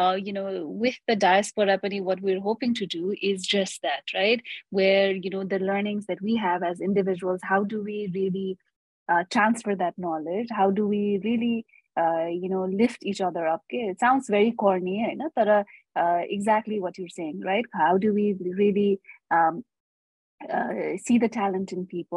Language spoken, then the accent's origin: English; Nepal